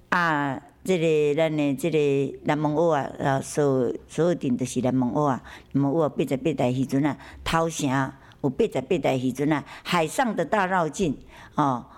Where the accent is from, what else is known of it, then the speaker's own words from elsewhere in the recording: Yilan County, Taiwan; 我们宜兰人